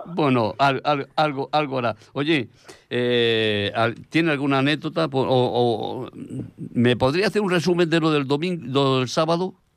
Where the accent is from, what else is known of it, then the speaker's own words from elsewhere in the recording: Abanilla, Region of Murcia, Spain; moved away; el pueblo que me vio nacer y que me, soporta cuando voy, en Abanilla, Murcia